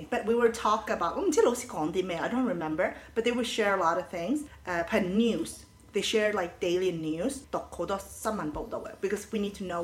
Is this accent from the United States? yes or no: no; Helsingborg, Skåne, Sweden; 其實 I'm actually from a city that's called Helsingborg. In Swedish, we call it Helsingborg.